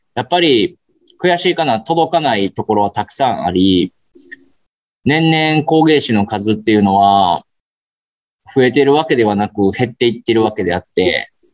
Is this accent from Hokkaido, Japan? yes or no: no; Kyoto, Japan; 僕も京都人なんですけ